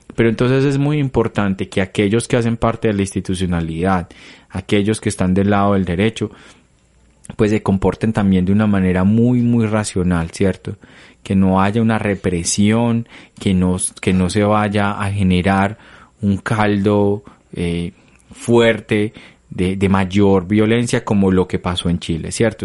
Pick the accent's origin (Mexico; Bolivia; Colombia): Colombia; nosotros como colombianos